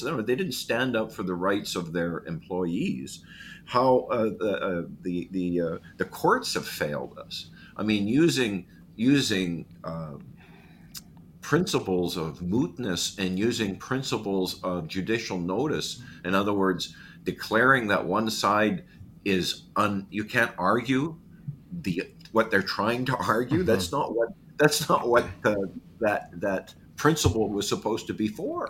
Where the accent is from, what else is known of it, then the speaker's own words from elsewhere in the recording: Manitoba, Canada; I'm from Manitoba